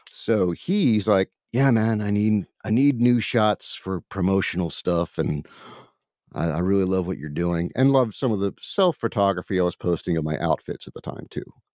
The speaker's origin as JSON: {"language": "English", "town": "Baltimore", "region": "Maryland", "country": "United States", "tie": "born or raised there", "said": "I'm from, uh, Baltimore, Maryland"}